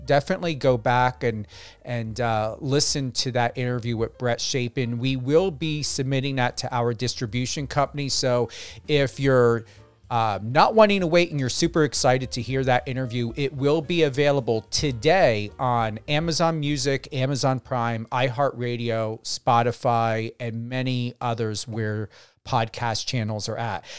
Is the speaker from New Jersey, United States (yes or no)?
yes; New Jersey, United States; moved away; I was in New Jersey at the time, my home state